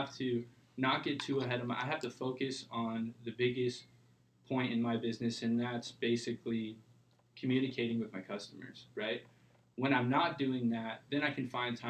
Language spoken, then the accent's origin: English; Huntington Beach, California, United States; also born or lived in Midwest; I moved out here when I was 2 years old. And then moved to Huntington Beach when I was 7